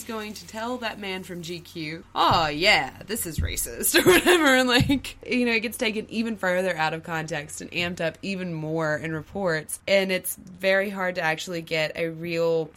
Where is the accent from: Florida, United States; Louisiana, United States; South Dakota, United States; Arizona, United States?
Louisiana, United States; as Louisianians